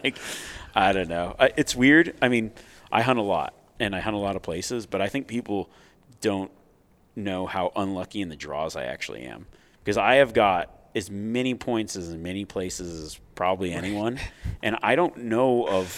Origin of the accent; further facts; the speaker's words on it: Nevada, United States; growing up in Nevada